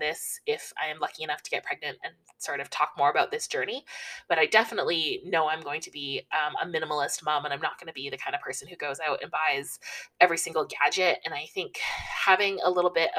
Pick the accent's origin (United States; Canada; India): Canada; Toronto, Ontario; I grew up in Toronto, mostly lived like right downtown Toronto my whole life